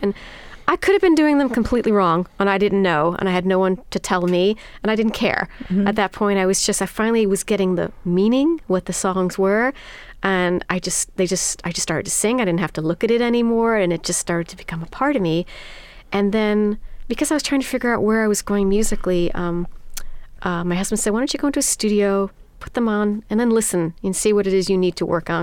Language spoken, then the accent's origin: English; New York City, New York, United States; I'm born and raised in New York City to parents of German and Dutch heritage